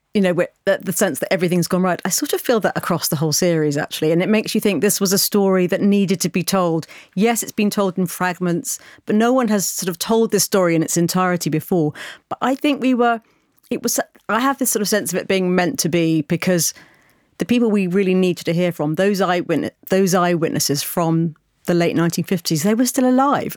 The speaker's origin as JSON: {"language": "English", "country": "United Kingdom", "said": "as a British person"}